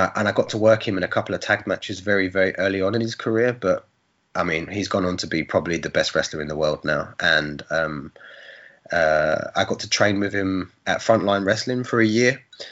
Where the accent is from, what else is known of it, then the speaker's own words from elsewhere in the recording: Bournemouth, South West England, United Kingdom; it was in my hometown.